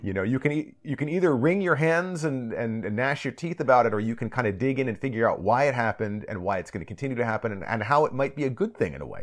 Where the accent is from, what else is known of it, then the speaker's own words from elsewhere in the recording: United States; now in Japan; a person raised in an average American household, I, my, you know, my parents didn't speak Japanese or anything like that. They're American, um, you know, in, in the suburbs of Washington, D C